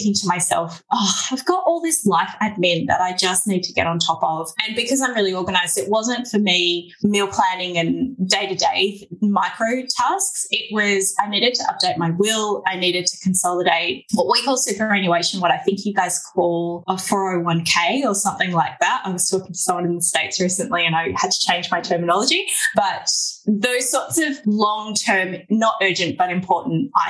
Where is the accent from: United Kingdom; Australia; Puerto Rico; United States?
Australia; accent: Aussie; also born or lived in Melbourne, Australia; my Aussie accent